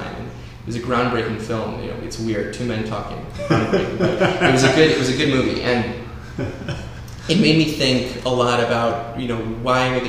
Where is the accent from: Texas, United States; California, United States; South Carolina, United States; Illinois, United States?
Illinois, United States; Oak Park; I grew up in Oak Park, but I also had those international ties to Argentina.